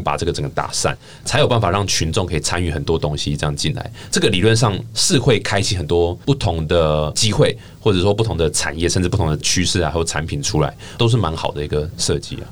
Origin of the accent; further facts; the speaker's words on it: Taichung, Taiwan; 因为我台中人嘛